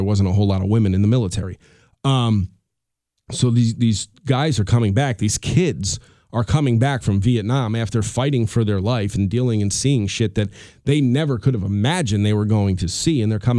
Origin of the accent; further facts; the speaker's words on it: Colonie, New York, United States; He's doing a hitting clinic with the kids here in Colony, which is the town we grew up in Albany, New York.